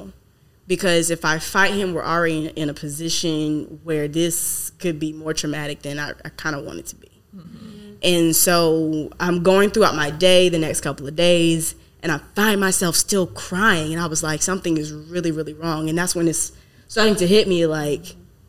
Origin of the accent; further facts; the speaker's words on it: the South, United States; now in California, United States; I'm from the South